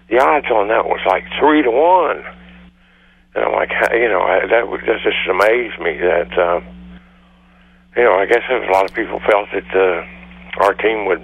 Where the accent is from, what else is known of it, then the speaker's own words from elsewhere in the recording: West Virginia, United States; when we were kids growing up in West Virginia